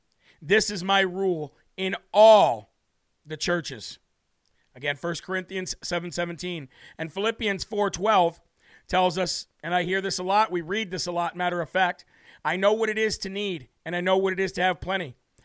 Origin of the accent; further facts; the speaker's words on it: New Hampshire, United States; This is Live from America, and … from the Live Free or Die state of New Hampshire.